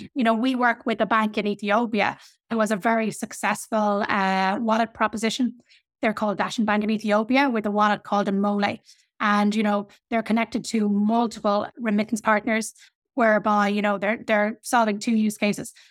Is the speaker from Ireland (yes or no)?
yes; Ireland; I come from Ireland.